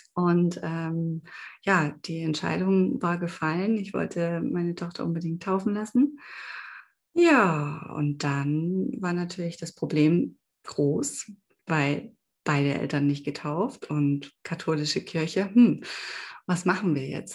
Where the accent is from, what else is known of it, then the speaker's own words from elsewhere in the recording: eastern Germany, East Germany, Germany; bei uns im Osten